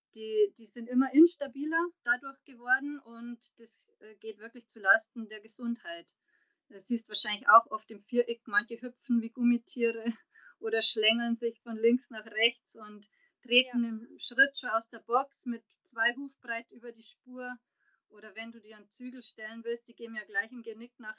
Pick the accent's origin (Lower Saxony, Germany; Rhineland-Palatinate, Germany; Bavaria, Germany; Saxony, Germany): Bavaria, Germany; Passau; moved away as an adult; now in Munich, Germany; bin ursprünglich aus Passau, bin lebe aber jetzt schon seit 2009 in München